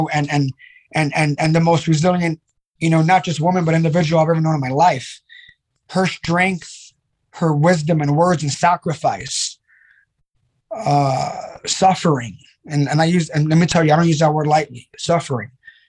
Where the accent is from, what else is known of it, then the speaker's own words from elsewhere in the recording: New York City, New York, United States; growing up in the Bronx in the early 80s